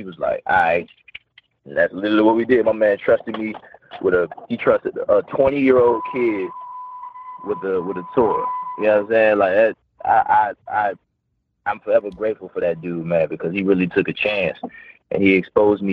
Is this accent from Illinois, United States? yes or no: no; New Orleans, Louisiana, United States; I'm from New Orleans